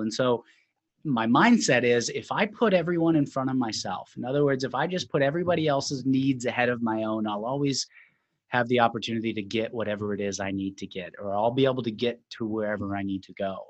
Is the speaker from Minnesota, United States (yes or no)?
yes; Minnesota, United States; moved away as an adult; now in Sacramento, United States; I grew up in Minnesota.